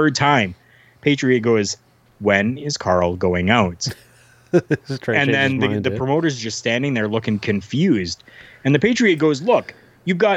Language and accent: English; Canada; I'm from Canada, like I'm born and raised